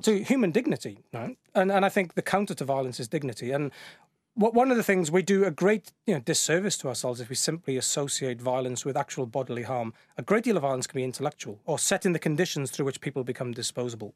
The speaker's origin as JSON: {"language": "English", "area": "the Welsh mining valleys", "region": "Wales", "country": "United Kingdom", "tie": "born or raised there", "also_born_or_lived": "Bristol", "moved": "yes", "said": "I grew up in the Welsh mining valleys"}